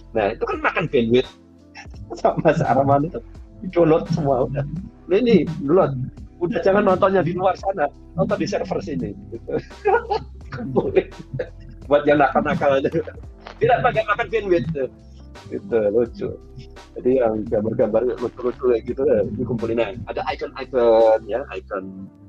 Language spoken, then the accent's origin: Indonesian; Bojonegoro, East Java, Indonesia; moved away as an adult; also born or lived in Bandung; aku tuh dari Bojonegoro. Bojonegoro itu Jawa Timur. Kemudian tinggalnya itu masih di, di, di desa, namanya desa Kenap.